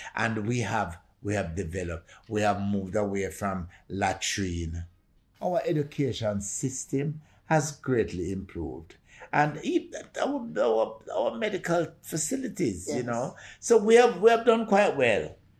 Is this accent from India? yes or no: no; Jamaica; I feel very proud to be Jamaican.